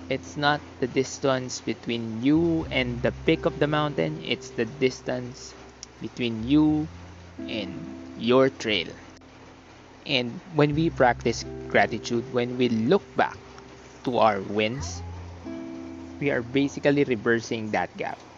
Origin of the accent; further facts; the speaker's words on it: Philippines; As a human, as a Filipino.